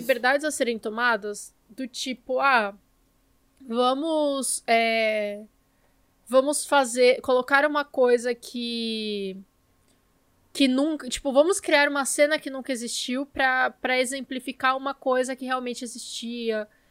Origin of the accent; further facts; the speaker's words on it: Brazil; nós somos brasileiros e conversamos um com os outros em português